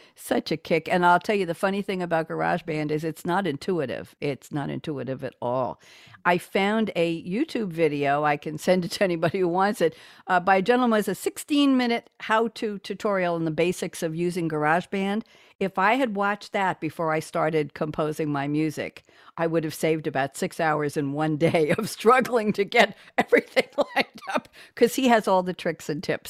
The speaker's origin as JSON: {"language": "English", "region": "New York", "country": "United States", "moved": "yes", "lives_now": "Durham, United States", "said": "I'm from New York."}